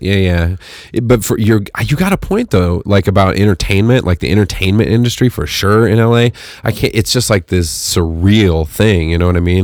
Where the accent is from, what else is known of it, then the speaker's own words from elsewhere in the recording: Fresno, California, United States; moved away; where I grew up in the Central Valley, which was, you know, In Fresno